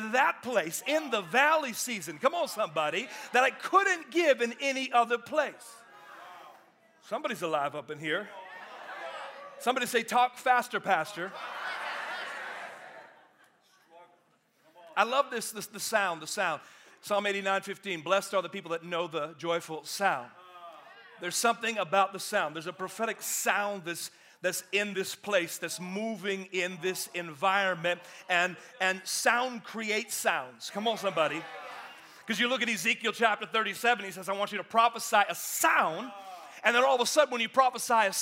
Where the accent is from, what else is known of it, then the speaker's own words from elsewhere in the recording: Oakland, California, United States; now in Atlanta, United States; I come from Oakland, California originally, And so I grew up in the hood